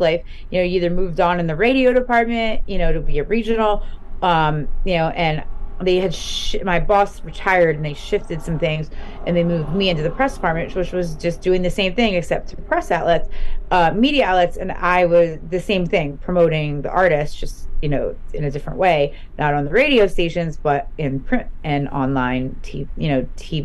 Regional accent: Philadelphia, Pennsylvania, United States; moved away as an adult; now in near Manhattan, United States; I grew up right outside of Philly

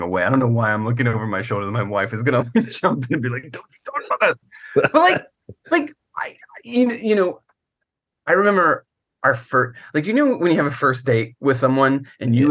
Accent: Virginia, United States; I grew up in Virginia

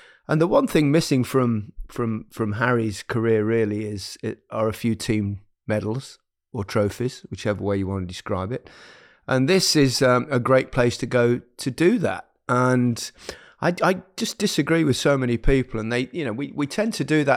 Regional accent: Leicester, East Midlands, United Kingdom; moved away as an adult; my hometown club, Leicester

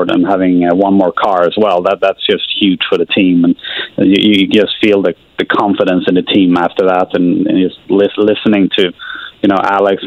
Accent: Sweden; moved away as an adult; now in Indianapolis, United States; there's a lot of lakes where I grew up in Sweden

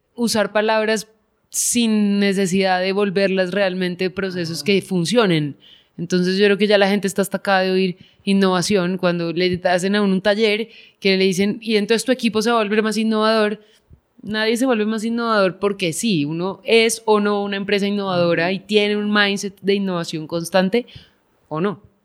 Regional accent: Bogotá, Colombia; yo crecí afuera, en Bogotá

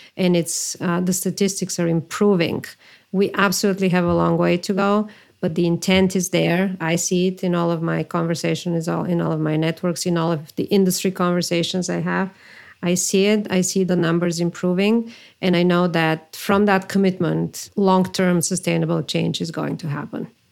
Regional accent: Bulgaria; moved away as an adult; also born or lived in New York; I am from Bulgaria originally.

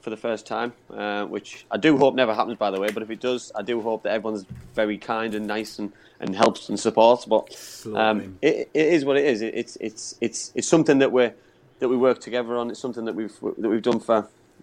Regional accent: England, United Kingdom; myself being English

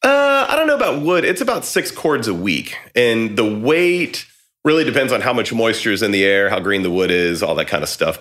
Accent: about two hours from Austin, Texas, United States; moved away as an adult; now in Austin, United States; I'd already moved to Austin, you know, at that point, and it was about two hours from here where I grew up

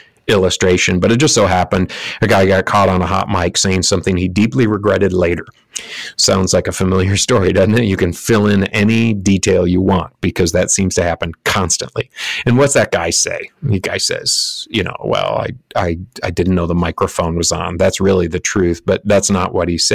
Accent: Lansing, Michigan, United States; all around Lansing, Michigan, my hometown.

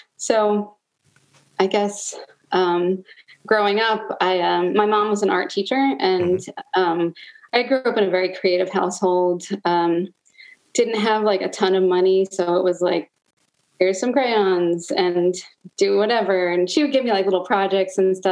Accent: Long Island, New York, United States; moved away as an adult; also born or lived in New Paltz, New York; now in Baltimore, United States; I'm originally from Long Island, New York, and came to Baltimore, I don't know, like 16 years ago

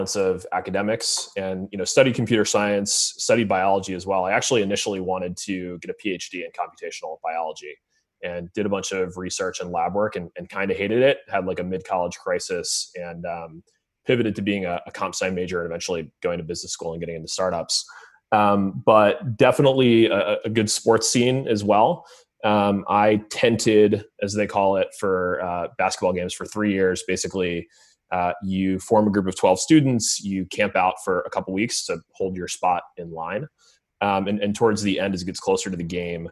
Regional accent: north of Baltimore, Maryland, United States; I grew up a little bit north of Baltimore, so in Maryland

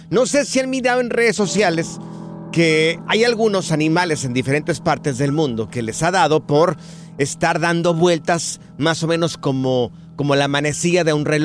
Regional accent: Guerrero, Mexico; Ah, mira, yo soy del estado de Guerrero.

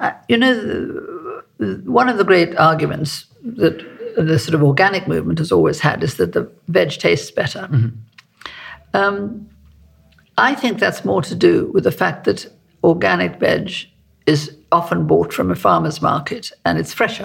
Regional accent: South Africa; also born or lived in Cotswolds; now in United Kingdom; I'm South African, you know. I was born in South Africa, and so I grew up

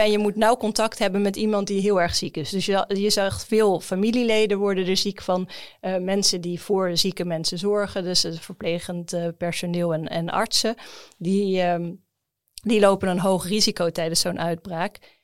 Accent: Netherlands; als Nederlander

